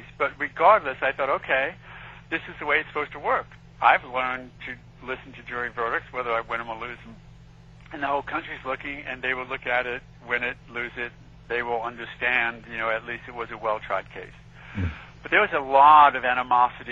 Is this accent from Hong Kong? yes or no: no; New York City, New York, United States; now in Florida, United States; I grew up in Queens